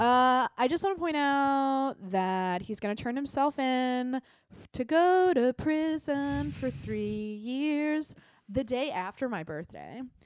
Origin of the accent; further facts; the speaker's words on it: United States; we as American Facebook users